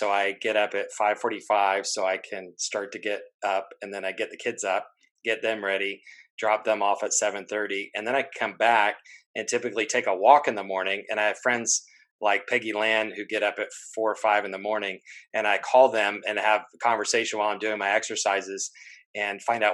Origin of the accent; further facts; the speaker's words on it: Florida, United States; I grew up in Florida. I'm fifth generation Floridian